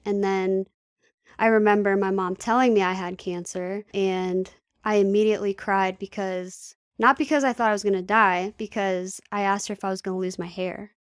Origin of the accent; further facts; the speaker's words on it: Manassas, Virginia, United States; also born or lived in Bristow, Virginia; I was born in Manassas City, Virginia, and I stayed there until I was about nine or ten, and then we moved to Bristow, Virginia. So I'm local. I've always been in the area